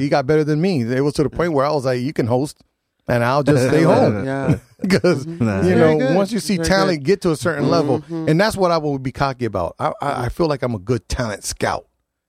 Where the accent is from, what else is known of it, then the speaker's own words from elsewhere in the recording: New Haven, Connecticut, United States; first language English; We all went to Clemente. We all lived in the hood.